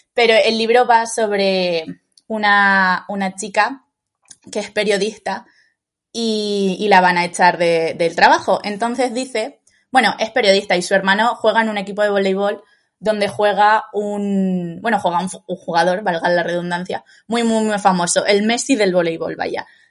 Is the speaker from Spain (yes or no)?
yes; Lanzarote, Canary Islands, Spain; soy de Lanzarote, ¿no? Entonces siempre he estado como muy, muy cerca del mar